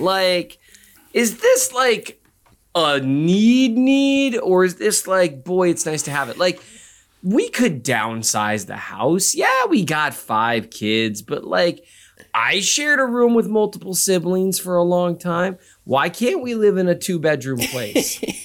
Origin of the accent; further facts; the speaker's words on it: Minnesota, United States; I'm from Minnesota.